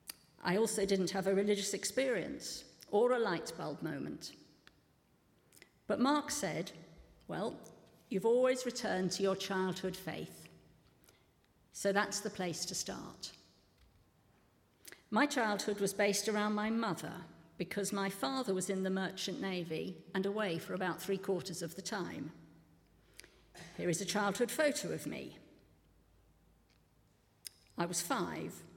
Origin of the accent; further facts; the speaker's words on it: Pinner, London, United Kingdom; I grew up in Pinner, northwest London